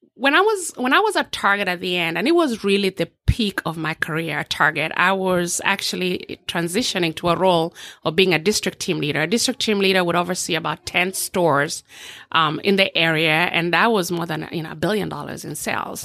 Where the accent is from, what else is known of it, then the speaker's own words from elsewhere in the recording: Eldoret, Uasin Gishu County, Kenya; now in Orlando, United States; So, born and raised in a small village in, um, western, southwestern part of, of Kenya called Eldoret.